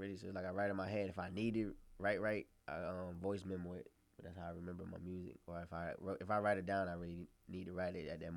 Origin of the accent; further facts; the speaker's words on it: Rochester, New York, United States; moved away; man, from the 585.